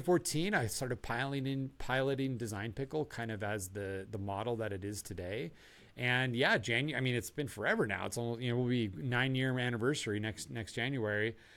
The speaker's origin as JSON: {"language": "English", "town": "Tucson", "region": "Arizona", "country": "United States", "tie": "born or raised there", "said": "I grew up in Tucson, Arizona"}